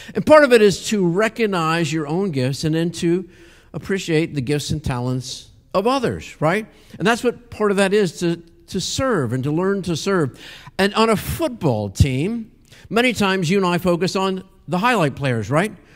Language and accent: English; Pennsylvania, United States; I grew up in Pennsylvania